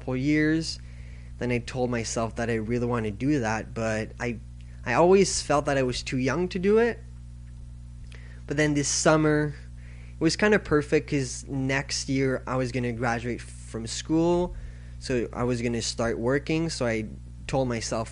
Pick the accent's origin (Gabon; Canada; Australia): Canada; I'm from Canada